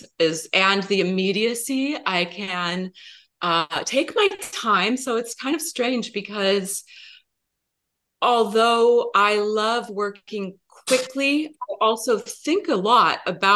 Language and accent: English; United States; moved away as an adult; also born or lived in Seattle; we moved down from Seattle to the Portland area. This is my home where I grew up